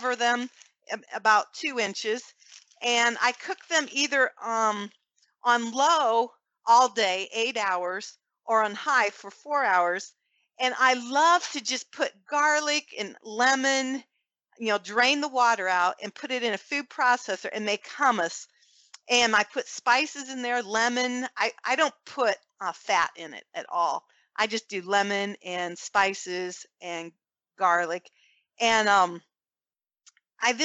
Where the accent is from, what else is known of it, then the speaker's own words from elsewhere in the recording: Fort Wayne, Indiana, United States; We have a large pro-life group here in Fort Wayne, my hometown